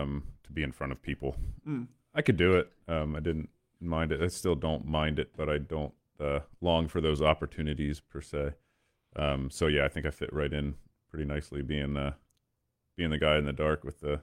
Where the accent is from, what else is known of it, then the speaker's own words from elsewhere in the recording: Lititz, Pennsylvania, United States; right in my backyard where I grew up in Lititz.